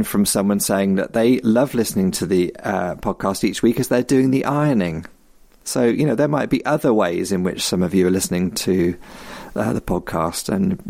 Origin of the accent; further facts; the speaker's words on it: West Midlands, United Kingdom; living and growing up in the Black Country, Cadbury's is quite close to your heart.